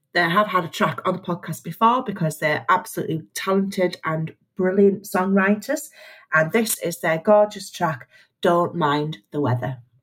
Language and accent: English; County Durham, North East England, United Kingdom; moved away; when I was a little kid, I grew up in County Durham